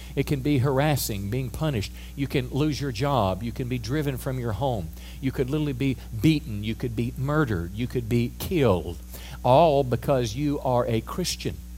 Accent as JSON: {"language": "English", "country": "United States", "said": "as an American"}